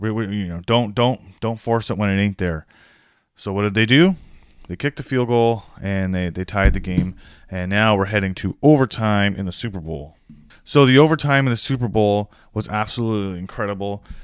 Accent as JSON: {"language": "English", "country": "Canada", "said": "I'm Canadian"}